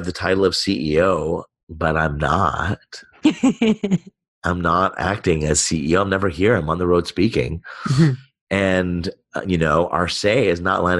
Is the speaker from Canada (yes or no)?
yes; Montreal, Quebec, Canada; I was born in Montreal